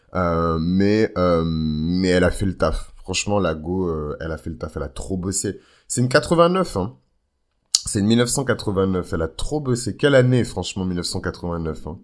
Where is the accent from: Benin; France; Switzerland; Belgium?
Benin; moi par exemple je viens du Bénin